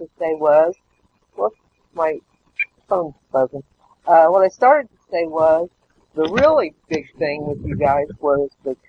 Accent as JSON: {"language": "English", "town": "Mooreland", "region": "Indiana", "country": "United States", "tie": "born or raised there", "said": "Grew up my first 10 years. I grew up in Moreland, Indiana."}